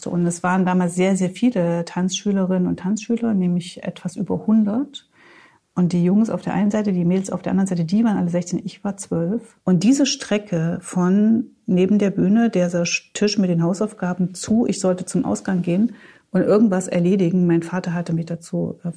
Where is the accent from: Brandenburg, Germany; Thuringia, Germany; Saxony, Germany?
Thuringia, Germany; Gotha; Ich bin in Gotha aufgewachsen, in Thüringen, also da auch.